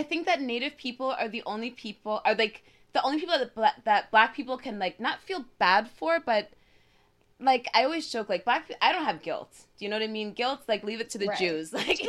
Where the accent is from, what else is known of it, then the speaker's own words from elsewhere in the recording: Long Island, New York, United States; I grew up on Long Island